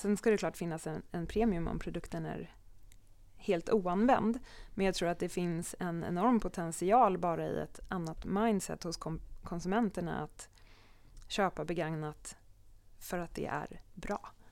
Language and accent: Swedish; Sweden; som svensk